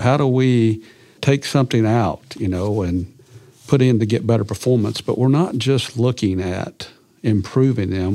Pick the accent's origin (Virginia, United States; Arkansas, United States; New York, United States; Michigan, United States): Arkansas, United States; Clarendon; I grew up in Arkansas, a little farm community in eastern Arkansas, uh, over there on the White River, a little community called Clarendon.